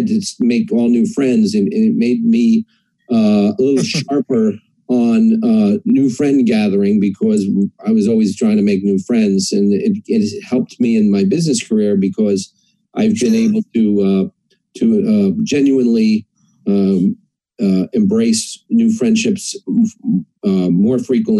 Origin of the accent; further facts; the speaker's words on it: Queens, New York, United States; born there; also born or lived in New England / Ohio / Pennsylvania; So I was born in Queens, New York, and I moved around a lot.